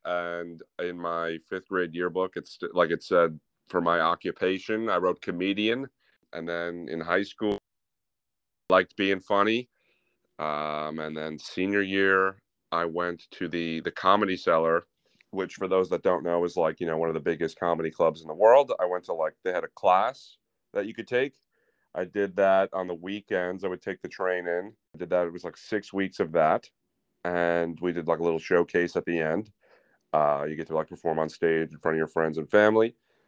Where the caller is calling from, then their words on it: New York City, New York, United States; New York City, Murray Hill.